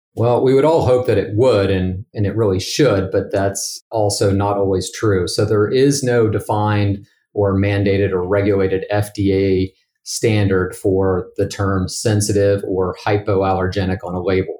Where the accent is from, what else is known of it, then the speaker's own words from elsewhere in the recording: Bridgeport, West Virginia, United States; moved away as an adult; also born or lived in St. Louis, Missouri; now in Pittsburgh, United States; I'm originally from Bridgeport, West Virginia, and have lived in Pittsburgh, Pennsylvania for the last seven years